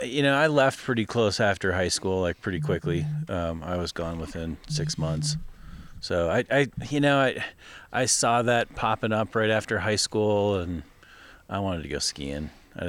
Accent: Madison, Wisconsin, United States; Yeah, I mean, you know, I grew up in Madison, total hippie.

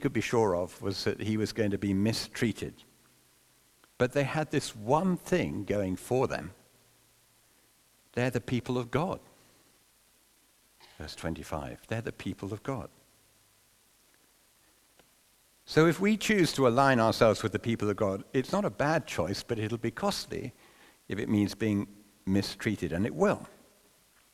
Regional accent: London, United Kingdom; growing up in London

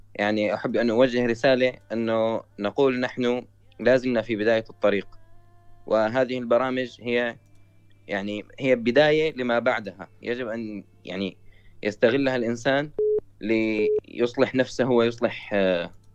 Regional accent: Syria; انا من سوريا

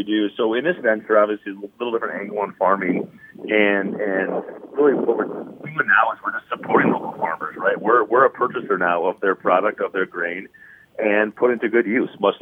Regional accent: South Dakota, United States; now in Minnesota, United States; I grew up in South Dakota as a Duck Duck Goose fan

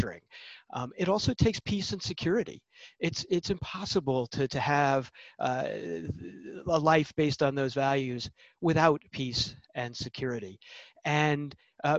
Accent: United States; as an American

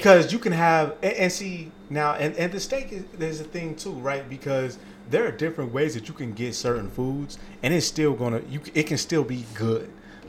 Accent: Indiana, United States; now in Las Vegas, United States; When I grew up in Indiana

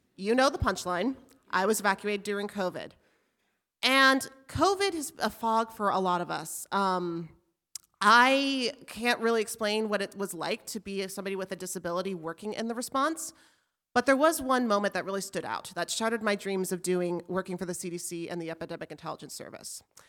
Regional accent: Albuquerque, New Mexico, United States; moved away as an adult; now in Alaska, United States; I grew up in Albuquerque

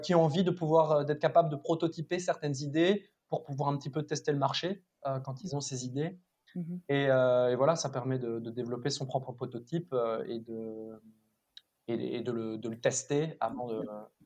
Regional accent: Mouscron, Wallonia, Belgium; also born or lived in Louvain-la-Neuve; j'ai grandi à Moucron

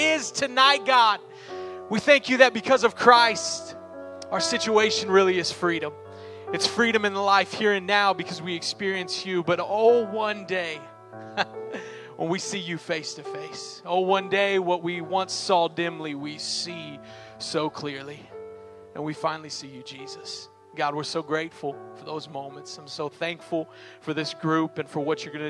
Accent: Oklahoma City, Oklahoma, United States; now in Miami, United States; I'm actually born and raised here in Oklahoma City. The 405, which I love, went from the 405 to the 305.

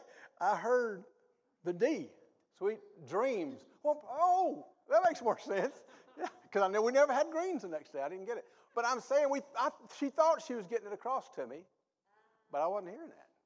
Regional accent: the South, United States; I grew up in the South. Good old Southern people. We ate Southern food.

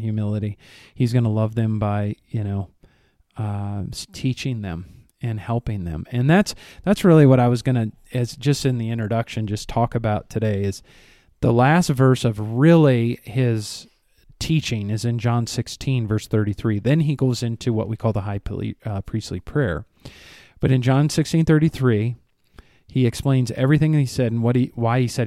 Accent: Rockford, Illinois, United States; moved away; my hometown

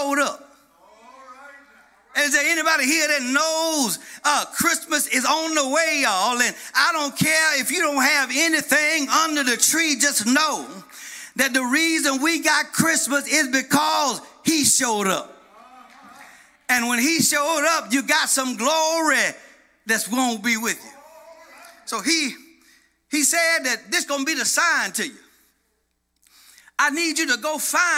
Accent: Madison County, Georgia, United States; When I was a little bitty boy growing up in Madison County, Georgia, little bitty church called Springfield

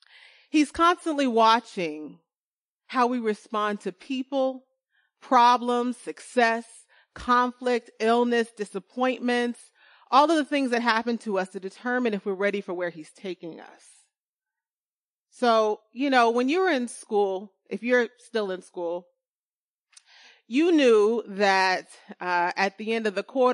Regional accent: California, United States; Winter is really cold. Okay. Especially here as a Californian.

